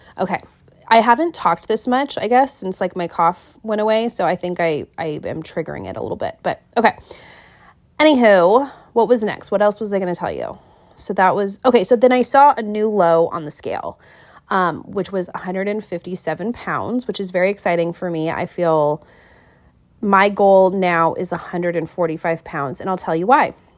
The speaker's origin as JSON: {"language": "English", "town": "Kent", "region": "Washington", "country": "United States", "tie": "born or raised there", "moved": "as an adult", "lives_now": "Wilmington, United States", "said": "I was born and raised in Kent."}